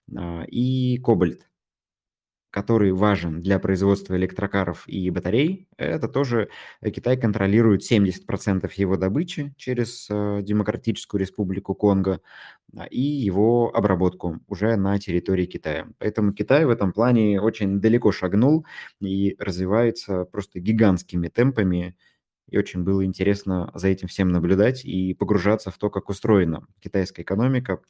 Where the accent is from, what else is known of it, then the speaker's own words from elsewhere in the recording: Tomsk, Tomsk Oblast, Russia; Вот не из Москвы, я из Томска